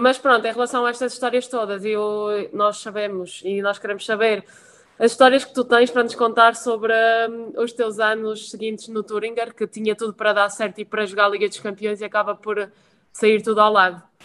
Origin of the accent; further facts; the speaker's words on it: Madeira, Portugal; moved away as an adult; also born or lived in Venezuela; now in France; tenho, a minha família da parte da minha mãe na Madeira, e portanto sempre estive habituada a ver mar, sol e tudo mais